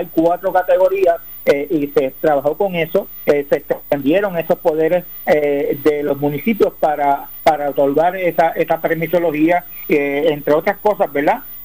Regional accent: Puerto Rico; soy puertorriqueño

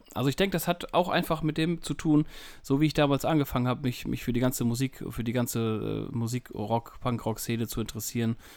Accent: near Emden, North Sea coast, Lower Saxony, Germany; ich komme aus dem hohen Norden, äh, kurz entfernt von Emden. Ähm, ja, direkt an der Nordsee, direkt am Deich, direkt am Leuchtturm

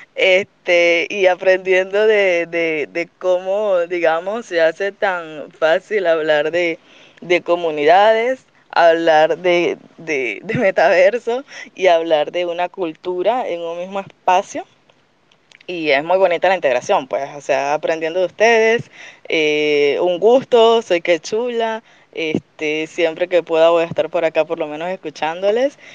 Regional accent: Venezuela; Yo en realidad soy venezolana

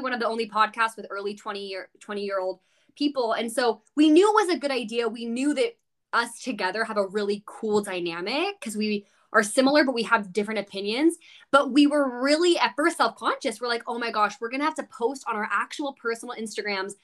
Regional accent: California, United States; growing up in California, like, we both did

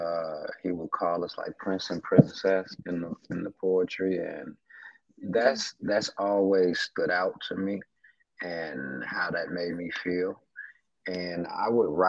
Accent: Chicago, Illinois, United States; I'm from Chicago, a Southside native.

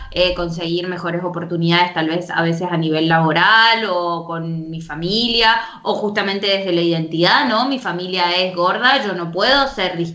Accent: Argentina; bueno, en Argentina estamos como, y me podrán entender también, digo, somos todas de Latinoamérica, pero digo, como lo vimos como en Argentina, estamos acostumbrados ¿no? a la crisis, a quejarnos del gobierno

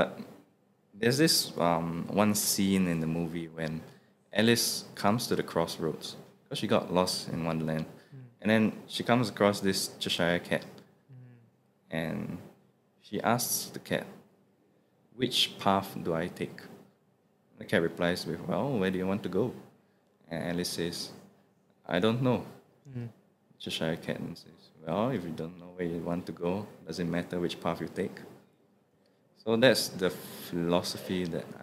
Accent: Singapore; I, as a Singaporean Chinese

